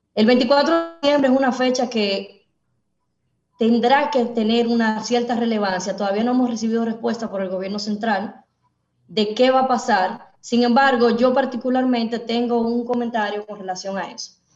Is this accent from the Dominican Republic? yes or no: yes; Dominican Republic; nosotros los dominicanos